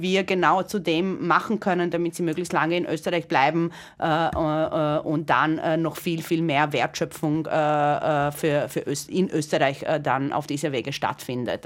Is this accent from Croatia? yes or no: yes; Croatia; moved away; ich bin gebürtige Kroatin